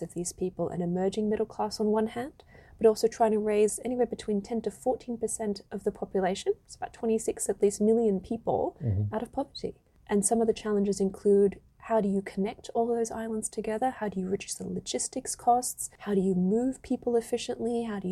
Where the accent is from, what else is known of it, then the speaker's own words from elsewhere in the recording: Perth, Western Australia, Australia; I was born in Perth in Western Australia, and I spent a lot of my childhood in that region